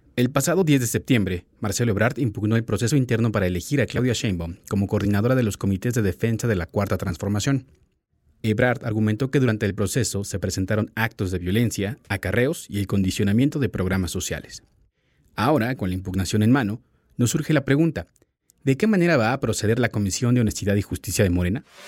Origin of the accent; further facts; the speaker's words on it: Mexico; como mexicanos